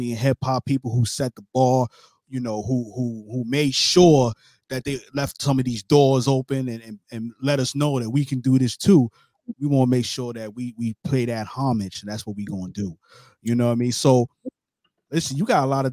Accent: New York City, New York, United States; I'm from Brooklyn, New York

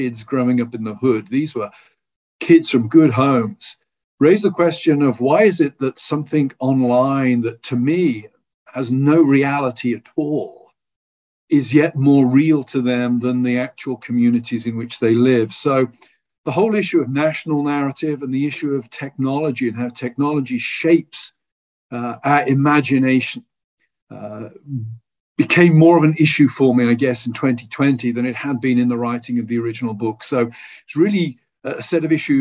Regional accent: United Kingdom; as a British person

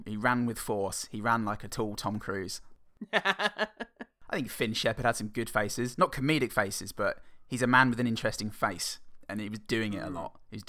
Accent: England, United Kingdom; now in Australia; I'm English.

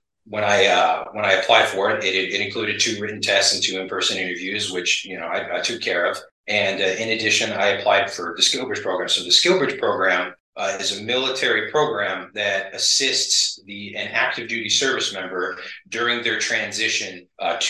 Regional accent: Eugene, Oregon, United States; moved away as an adult; also born or lived in Virginia Beach, Virginia; I'm originally from Eugene, Oregon, prior to joining the Navy, which I spent 9 years in.

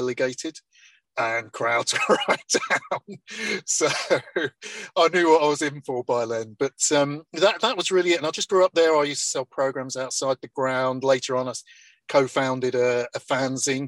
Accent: Cleethorpes, Yorkshire and the Humber, United Kingdom; I grew up in Blundell Avenue, so you could, which is where they play in Cleethorpes

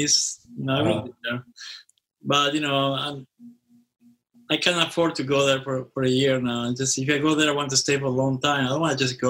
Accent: Argentina; moved away; I'm from Argentina, obviously.

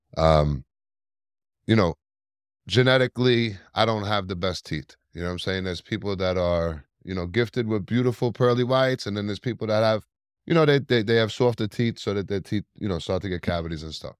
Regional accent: New York City, New York, United States; I was born and raised in Staten Island, New York

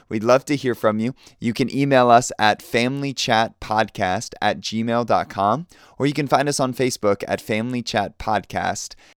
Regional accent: Fort Lauderdale, Florida, United States; I grew up in Fort Lauderdale

